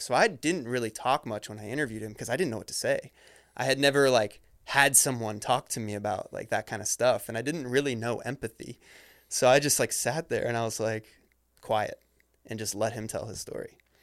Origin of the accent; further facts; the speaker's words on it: Ohio, United States; I grew up in Ohio